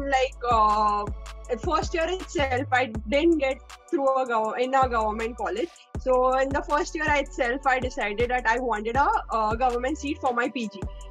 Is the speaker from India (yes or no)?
yes; Mumbai, Maharashtra, India; I'm from Mumbai, born and brought up in Mumbai